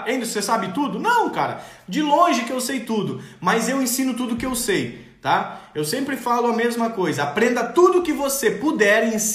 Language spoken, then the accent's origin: Portuguese; Rio Grande do Sul, Brazil; eu nasci no Rio Grande do Sul, me criei no Rio Grande do Sul, eu tomo chimarrão até hoje.